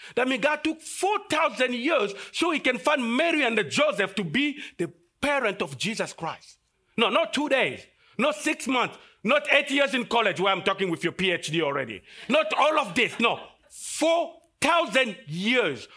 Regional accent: DR Congo; moved away as an adult; I came from Congo, and, uh, in Africa we have fifty-three countries. And the Congo is the second largest country in Af-, in, in Africa, and it's just in the middle

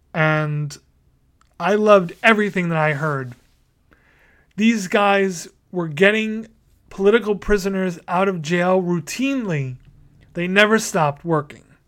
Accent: New York City, New York, United States; Staten Island, my hometown

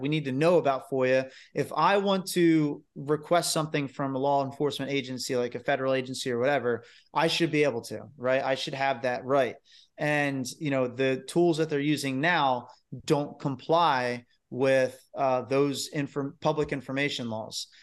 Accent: New Jersey, United States; we're from New Jersey.

